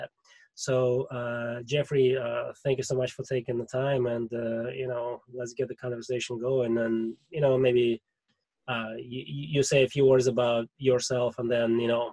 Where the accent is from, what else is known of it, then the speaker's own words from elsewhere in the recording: Russia; accent: Russian; English is a second language; My Russian accent totally sucks. I'm trying to get rid of it as much as I can